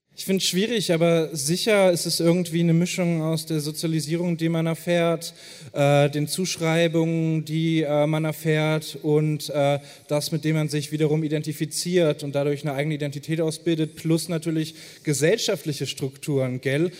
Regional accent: Hamburg, Germany; ich bin hier auf der Reeperbahn groß geworden

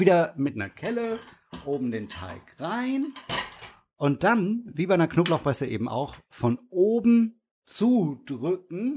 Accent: the South, Southern Germany, Germany; ich komme ja aus dem Süden

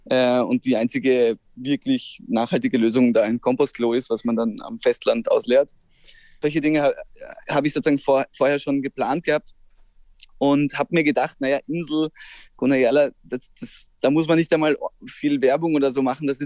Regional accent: Austria; also jetzt ich als Österreicher bin extrem abhängig von ihr

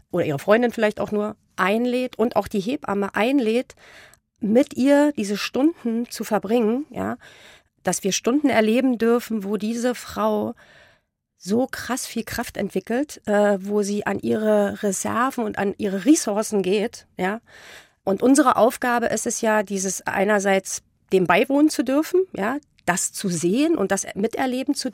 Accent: East Germany, Germany; Ja, ich bin ja im Osten groß geworden. Das ist ja ein sehr atheistisches Land.

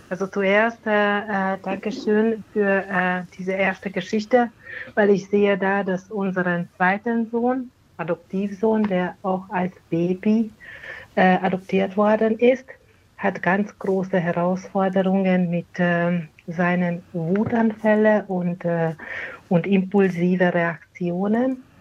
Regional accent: Hungary; Äh, die kommen aus Ungarn. Wir sind gebürtige Ungarn

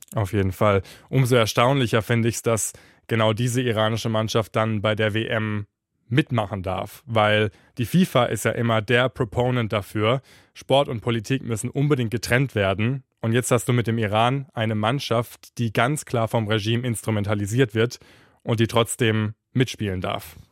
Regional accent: Germany; Bei uns in Deutschland

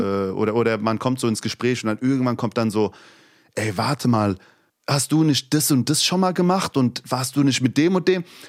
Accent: Hesse, Germany; accent: Hessian; first language Turkish; now in Berlin, Germany; Ich habe das Hessische sehr lieb geworden und habe einen hessischen Dialekt

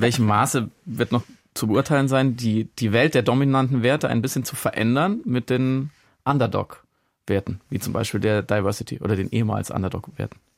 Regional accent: Freiburg im Breisgau, Baden-Württemberg, Germany; als gebürtiger Friburger

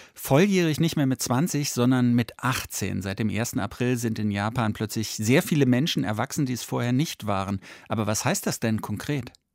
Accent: Germany; Bei uns in Deutschland

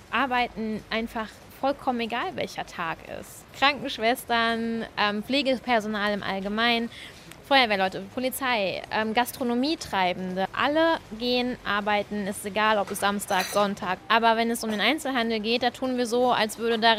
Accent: Halle an der Saale, Saxony-Anhalt, Germany; born there; now in Bochum, Germany; ich bin 27, wohne in Bochum, komme gebürtig aus Halle an der Saale, bin Rechtsreferendarin zurzeit.

